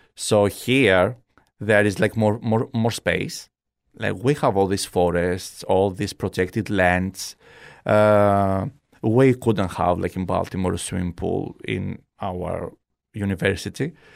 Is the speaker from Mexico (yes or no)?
no; Kalamata, Peloponnese, Greece; English is a second language; moved away as an adult; also born or lived in Albania / Maryland, United States; now in Fort Myers, United States; our house in Greece, I'm from Kalamata